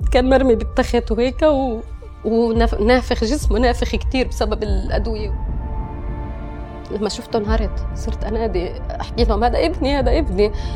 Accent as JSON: {"language": "Arabic", "region": "West Bank", "country": "Palestine", "tie": "born or raised there", "said": "انا اصلي فلسطينيه فلسطينيه فلسطينيه من ام واب وكنت عايشه اصلا تربيت وانخلقت بفلسطين اوكي آه يعني تحديدا من الضفه"}